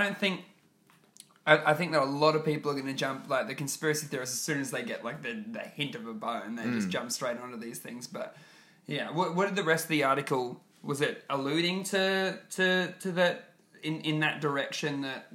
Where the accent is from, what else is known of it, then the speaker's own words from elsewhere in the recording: Queensland, Australia; Queensland, my home state